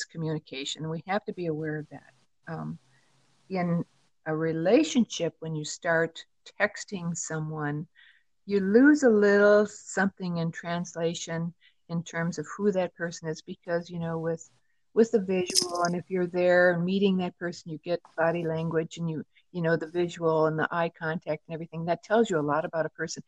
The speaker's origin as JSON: {"language": "English", "region": "Midwest", "country": "United States", "moved": "yes", "lives_now": "Southwest, United States", "said": "I'm from the Midwest originally, but I moved out to the Southwest"}